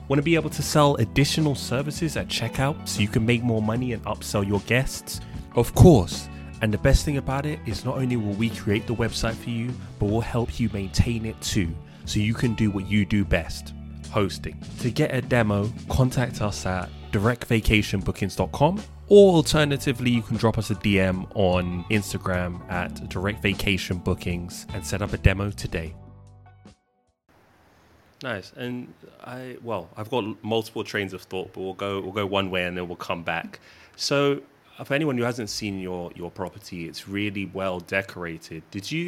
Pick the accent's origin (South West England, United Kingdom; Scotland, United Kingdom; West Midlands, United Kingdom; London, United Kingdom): London, United Kingdom; I'm originally from London. I'm a city guy